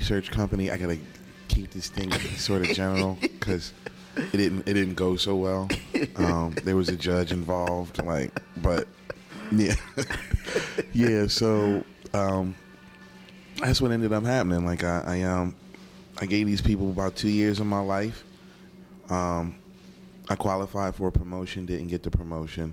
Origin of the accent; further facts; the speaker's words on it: Philadelphia, Pennsylvania, United States; now in Atlanta, United States; Born and raised in the city of Philadelphia. My neighborhood is West Oak Lane, Philadelphia, Pennsylvania.